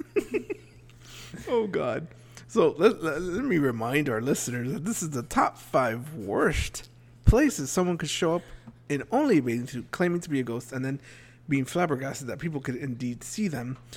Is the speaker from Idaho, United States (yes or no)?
no; South Florida, United States; growing up in South Florida, I was always taught to keep your doors locked.